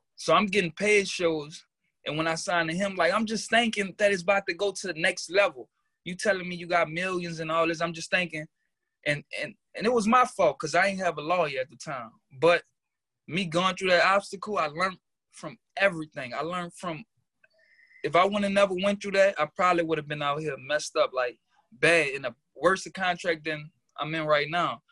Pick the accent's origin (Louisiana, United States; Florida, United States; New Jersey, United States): Louisiana, United States; New Orleans; now in New York, United States; I'm from New Orleans, Louisiana, an um nine ward native